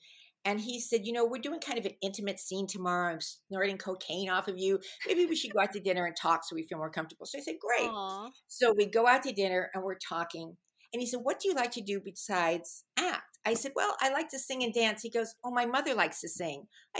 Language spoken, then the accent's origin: English; Fairfax, United States; I grew up in Fairfax, and everyone from Fairfax, they thought they were from New York.